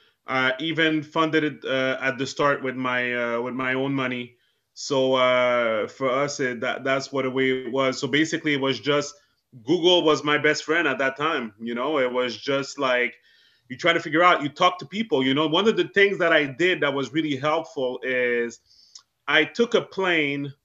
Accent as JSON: {"language": "English", "town": "Montreal", "region": "Quebec", "country": "Canada", "tie": "born or raised there", "said": "I was born and raised in Montreal, Canada"}